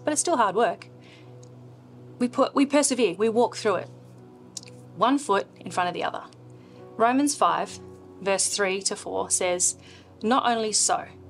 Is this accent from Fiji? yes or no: no; Australia; born or raised there; also born or lived in India